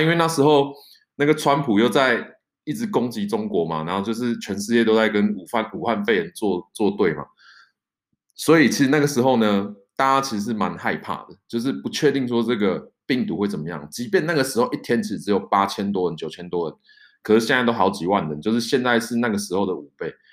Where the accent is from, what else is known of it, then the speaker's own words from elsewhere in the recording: Taiwan; now in France; 我是台湾来的